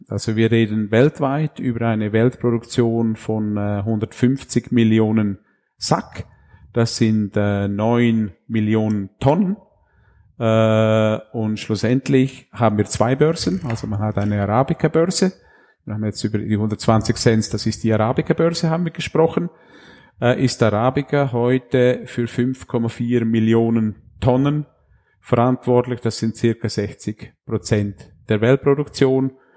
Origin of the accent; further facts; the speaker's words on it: Graubünden, Switzerland; moved away as an adult; ich bin im Bündnerland aufgewachsen und da mit 20 Jahren ins Unterland gekommen